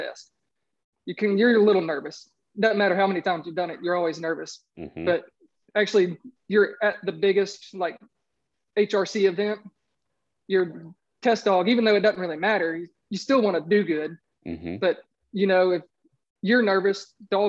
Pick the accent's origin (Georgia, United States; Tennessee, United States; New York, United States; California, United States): Georgia, United States; Augusta; I'm from Augusta, Georgia